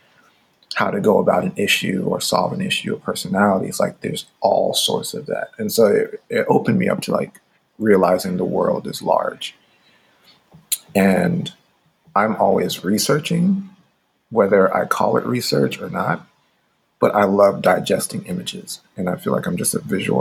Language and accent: English; St. Ann Parish, Saint Ann, Jamaica; moved away; I grew up in Jamaica in my formative years. I was living with my grandfather and my step grandmother in rural Jamaica in like St. Anne Parish. And I was actually born in Jamaica too